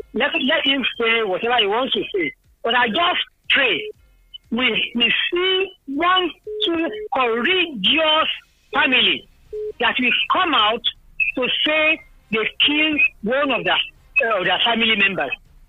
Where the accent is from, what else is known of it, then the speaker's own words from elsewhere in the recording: Israel; from Israel.